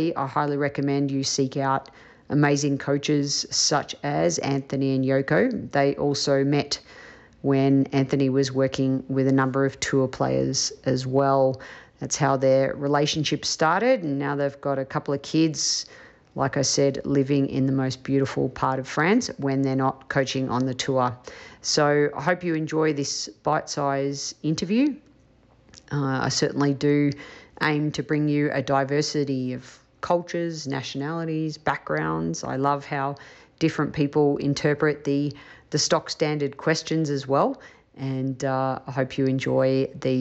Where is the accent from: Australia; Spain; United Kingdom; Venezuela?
Australia; I was from Australia